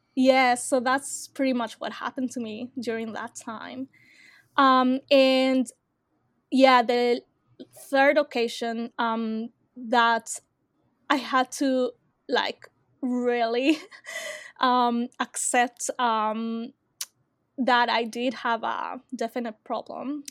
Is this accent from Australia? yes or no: yes; Australia; I am from Australia